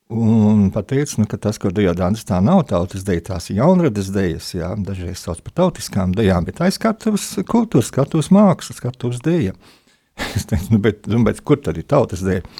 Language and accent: Latvian; Siberia, Russia; born there; Esmu dzimis Sibīrijā, un, un to mhm. šoreiz varbūt nestāstīsim.